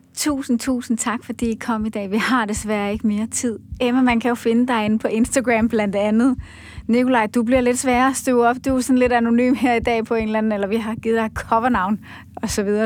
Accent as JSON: {"language": "Danish", "country": "Denmark", "said": "som danskere"}